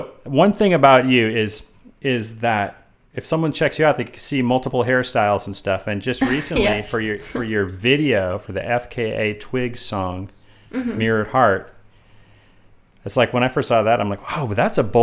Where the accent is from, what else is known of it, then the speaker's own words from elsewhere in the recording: Bay Area, California, United States; now in Los Angeles, United States; I'm from the Bay Area